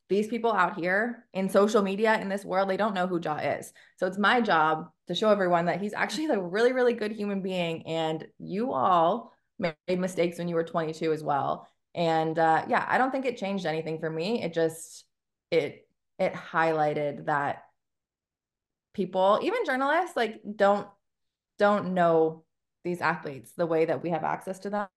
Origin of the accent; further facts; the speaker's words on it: Canada; moved away as an adult; now in Memphis, United States; I'm Canadian